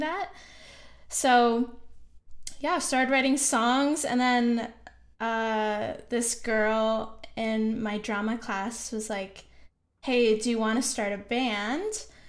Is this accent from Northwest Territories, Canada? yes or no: no; Kitchener, Ontario, Canada; moved away as an adult; also born or lived in Banff, Canada; now in Montreal, Canada; I'm actually from Kitchener, Ontario